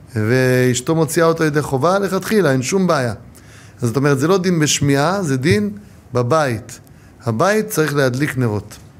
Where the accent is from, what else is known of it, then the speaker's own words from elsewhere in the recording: Ramat Gan, Tel Aviv District, Israel; now in Jerusalem, Israel; ההורים שלי באים ממצרים. נולדו במצרים, שניהם, ואני נולדתי ברמת גן